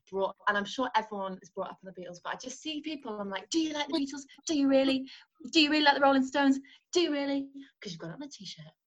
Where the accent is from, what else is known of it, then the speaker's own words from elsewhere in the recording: North Wales, United Kingdom; I was brought up in North Wales. My parents are from Liverpool